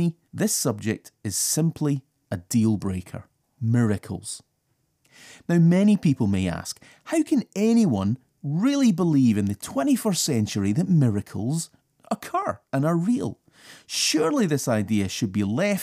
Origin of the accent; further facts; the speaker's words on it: United Kingdom; I'm British, so I live in a pretty changeable climate.